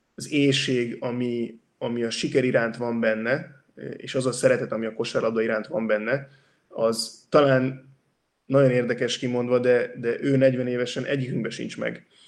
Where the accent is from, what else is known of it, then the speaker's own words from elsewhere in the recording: Hungary; now in Barcelona, Spain; a mi részünkről, mint magyarok